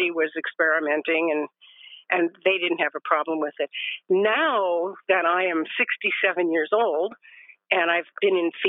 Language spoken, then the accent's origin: English; Los Angeles, California, United States; moved away as an adult; also born or lived in Arizona / Alabama / Oregon; now in Northern California, United States; I grew up in Los Angeles.